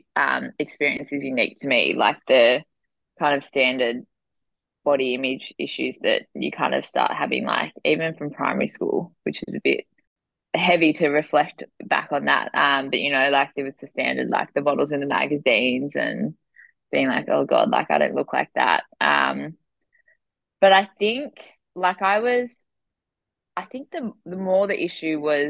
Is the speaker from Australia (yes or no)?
yes; Cronulla, New South Wales, Australia; also born or lived in Potts Point, Sydney; I grew up in Cronulla, and like southeast Sydney